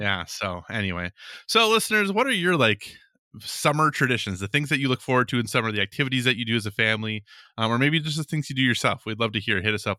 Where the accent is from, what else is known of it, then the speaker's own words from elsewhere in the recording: Minneapolis–Saint Paul, Minnesota, United States; being from Minnesota, like, especially since I grew up around the Twin Cities